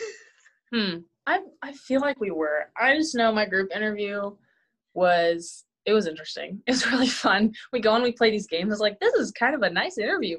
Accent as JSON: {"language": "English", "town": "Emporia", "region": "Kansas", "country": "United States", "tie": "born or raised there", "said": "ESU, which is kind of my hometown area"}